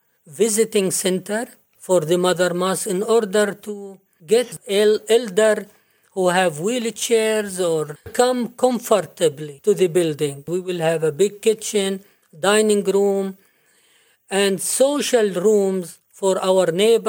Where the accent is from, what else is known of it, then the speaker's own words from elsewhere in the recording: Jerusalem, Palestine; now in United States; Well, I am from Jerusalem, and this is a holy place and a historical place.